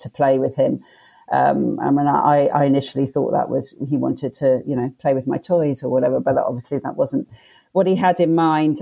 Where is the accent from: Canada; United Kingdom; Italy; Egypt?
United Kingdom; London; also born or lived in Leicester / Australia; So we moved to London from Leicester, which is sort of up more north in the UK, when I was six.